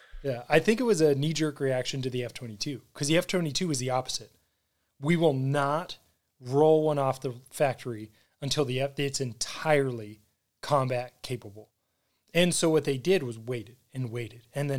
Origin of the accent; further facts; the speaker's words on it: United States; Well, yeah. I'm American.